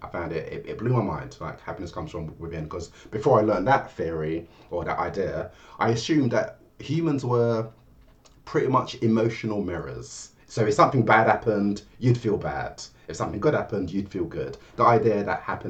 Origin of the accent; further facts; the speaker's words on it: London, United Kingdom; I'm from London. Of Jamaican heritage. My parents moved to England from Jamaica